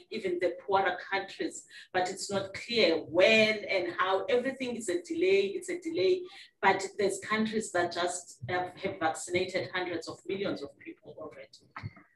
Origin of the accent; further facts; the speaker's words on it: South Africa; as a South African